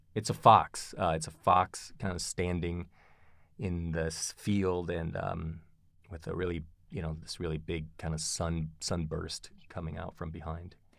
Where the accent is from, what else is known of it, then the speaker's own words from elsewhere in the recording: Kalamazoo, Michigan, United States; moved away as an adult; also born or lived in Philadelphia / Ann Arbor / Tucson; now in Boulder, United States; I was raised in Michigan, in a little town called Kalamazoo.